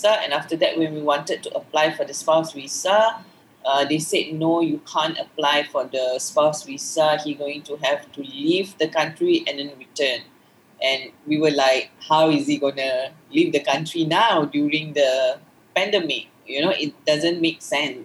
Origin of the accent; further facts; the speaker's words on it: Malaysia; I'm a Malaysian woman married to a foreigner